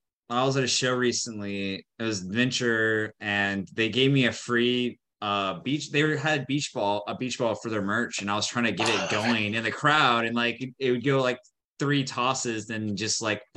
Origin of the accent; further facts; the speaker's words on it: Texas, United States; also born or lived in Houston, Texas; I'm from Texas. Like, I'm from Texas. My dad's from Louisiana.